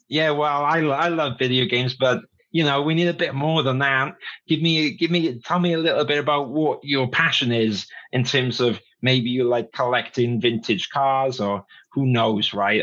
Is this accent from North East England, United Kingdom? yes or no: no; Wales, United Kingdom; I grew up in Wales